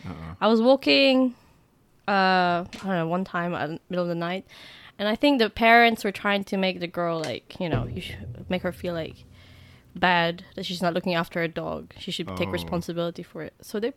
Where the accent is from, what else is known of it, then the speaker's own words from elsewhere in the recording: England, United Kingdom; I don't know. We're English.